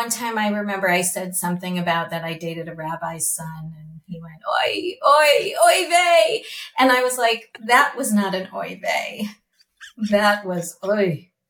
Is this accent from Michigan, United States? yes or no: yes; Michigan, United States; now in Hidden Hills, United States; the way we grew up in Michigan